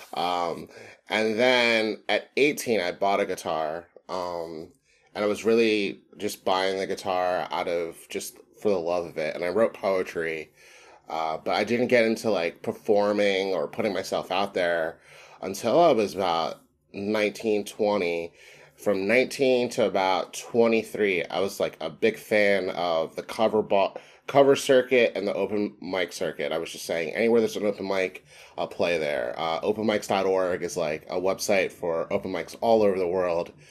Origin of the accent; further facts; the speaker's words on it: Philadelphia, Pennsylvania, United States; I grew up in the African-American community of Mountain Area in Philadelphia